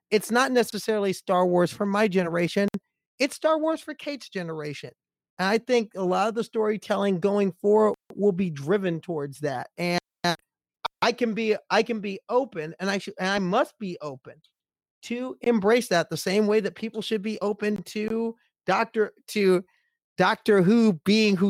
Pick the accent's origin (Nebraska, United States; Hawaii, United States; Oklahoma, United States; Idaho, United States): Nebraska, United States; our public TV station back in my hometown in Nebraska